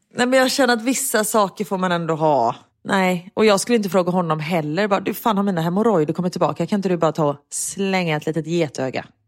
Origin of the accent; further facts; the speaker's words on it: Gothenburg, Västra Götaland, Sweden; Jag är göteborgare